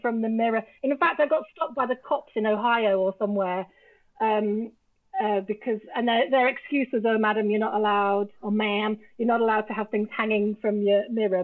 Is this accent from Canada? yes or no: no; United Kingdom; moved away; also born or lived in Guatemala; I'm British